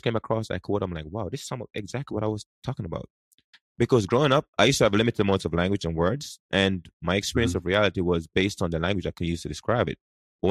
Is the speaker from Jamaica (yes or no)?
yes; Jamaica; English is a second language; now in United States; I grew up in Jamaica. And, you know, we learn English at school, but we speak something else.